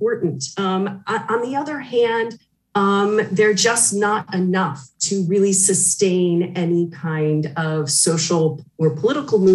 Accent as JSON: {"language": "English", "region": "Northwest Ohio", "country": "United States", "tie": "born or raised there", "moved": "yes", "lives_now": "Paris, France", "said": "I grew up in Northwest Ohio, right on the Michigan border"}